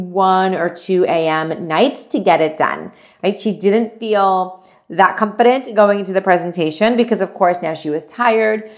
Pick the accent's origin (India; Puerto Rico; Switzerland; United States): India; I'm Indian